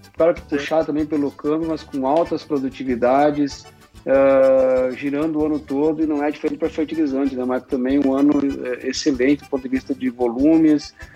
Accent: Rio Grande do Sul, Brazil; accent: southern; moved away as an adult; also born or lived in Santa Maria; now in São Paulo, Brazil; atualmente eu moro em São Paulo, mas sou natural de Catipe, Rio Grande do Sul

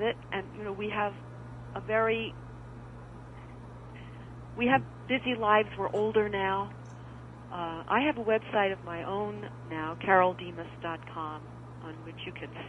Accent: New York City, New York, United States; I grew up in Brooklyn, which makes you about as Jewish as you can get without actually being Jewish.

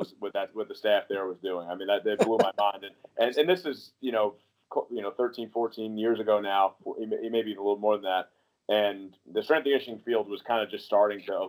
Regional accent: New York, United States; moved away as an adult; also born or lived in Iowa / Amherst, Massachusetts / Fort Bragg, North Carolina; now in Long Island, United States; I'm actually from New York, but I started my career at the University of Iowa

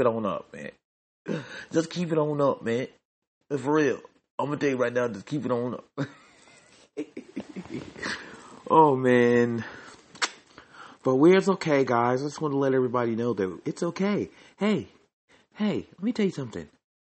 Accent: Nigeria; accent: Nigerian; Oh, when I get sad, my Nigerian accent comes out and it makes me even sadder.

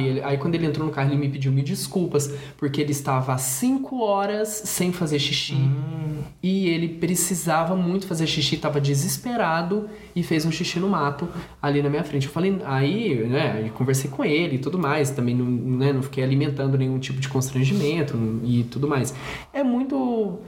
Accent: Brazil; nós todos que somos brasileiros

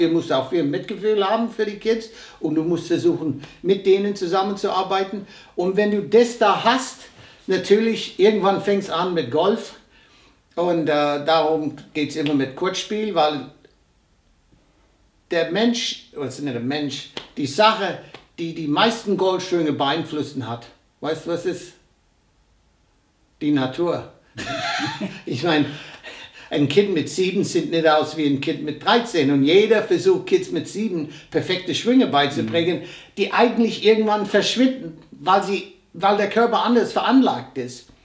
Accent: United States; born there; Ich bin ein gebürtiger Amerikaner. Ich bin zum ersten Mal in Deutschland 1963 gewesen. Mein Vater war hier stationiert. Ich war im deutschen Kindergarten.

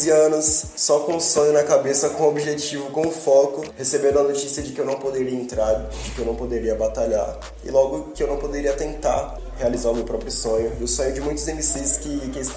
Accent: Simões Filho, Bahia, Brazil; also born or lived in Salvador; criado em Simões Filho, que é uma cidade localizada na região metropolitana de Salvador, BA.

